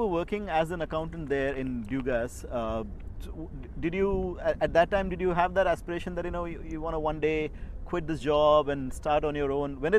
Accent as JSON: {"language": "English", "region": "Maharashtra", "country": "India", "said": "I mean, I'm also from Maharashtra"}